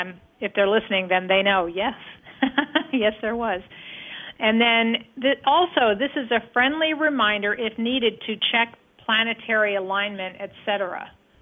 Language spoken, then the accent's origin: English; Flushing, New York, United States; September 22nd, and starts here in New York, and there is an underground base in the East River by the UN in my hometown of Flushing, the original site of the UN, and also birthplace of religion.